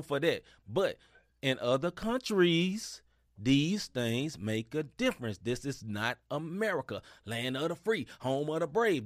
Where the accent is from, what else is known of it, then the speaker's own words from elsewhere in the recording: United States; I'm American.